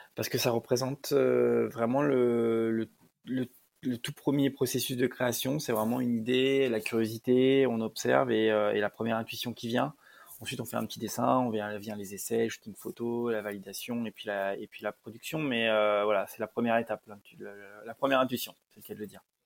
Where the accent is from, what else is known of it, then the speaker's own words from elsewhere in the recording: Lyon, Auvergne-Rhône-Alpes, France; moi je suis de Lyon